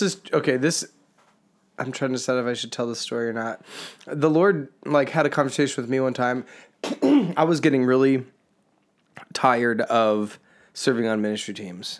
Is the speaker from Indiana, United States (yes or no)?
yes; Indiana, United States; we're from the Midwest. We've grown up in Indiana